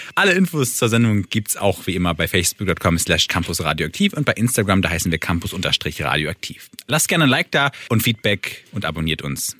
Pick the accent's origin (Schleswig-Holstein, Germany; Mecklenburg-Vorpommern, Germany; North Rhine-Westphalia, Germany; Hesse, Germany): Schleswig-Holstein, Germany; Kiel; als Kieler